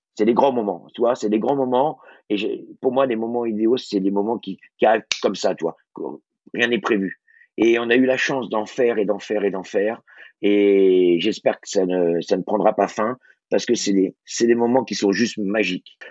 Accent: Brittany, France; je suis breton

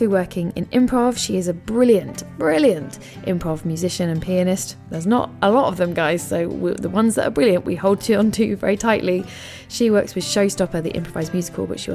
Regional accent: England, United Kingdom; Apologies for being so English about it all

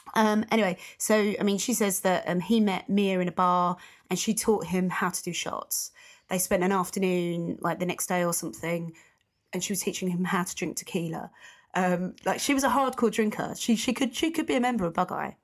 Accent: United Kingdom; being a U K person, being British

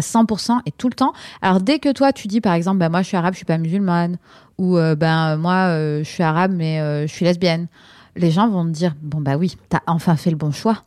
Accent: France; moi, je suis née en France

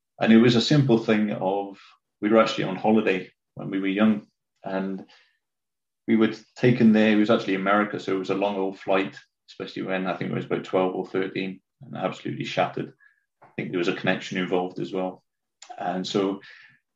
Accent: Cwmbran, Wales, United Kingdom; also born or lived in Winchester / Four Marks; it's about 35 minutes down the road from where I am now, a town called Cwmbran. I don't know if people know Wales, but it's about 5 minutes, 10 minutes from Newport. Not the nicest of places, but, you know, good to be 10 minutes away from it. Growing up in Cwmbran

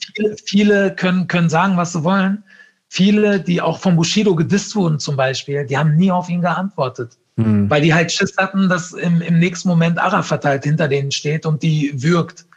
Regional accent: Ruhr area / Lower Rhine, North Rhine-Westphalia, Germany; ich komme ja aus dem Ruhrgebiet, ne, oder aus, aus vom Niederrhein, Grenze Ruhrgebiet.

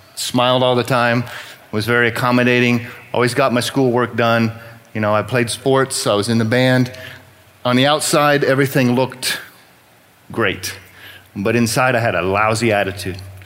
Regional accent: New Braunfels, Texas, United States; I was born and raised here in New Braunfels

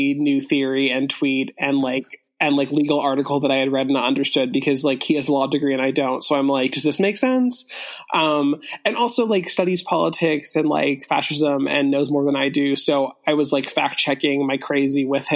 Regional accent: Los Angeles, California, United States; now in New York, United States; I'm from LA.

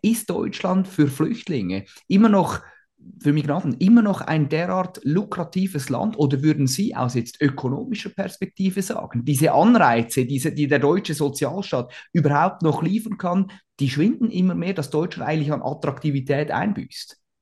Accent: Switzerland; als Schweizer

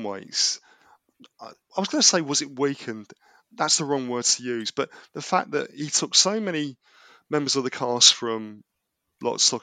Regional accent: London, United Kingdom; accent: Cockney; a Londoner born and bred

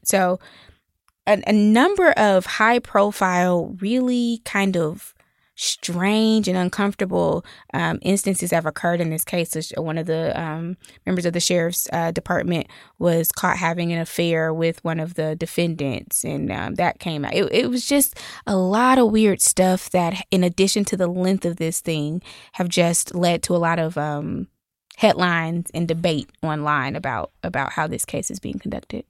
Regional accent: Atlanta, Georgia, United States; I am from Atlanta. I grew up in Southwest Atlanta.

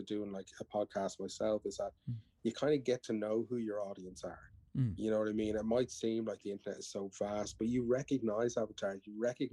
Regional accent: Ireland; I'm an Irish man

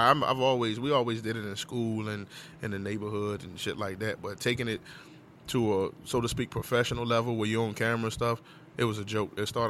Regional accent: Virginia, United States; I'm from Virginia.

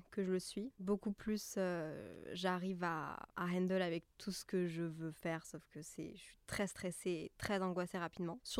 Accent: Belgium; moved away as an adult; also born or lived in Brussels / Montreal; now in Paris, France; née en Belgique, mais mes deux parents sont français.

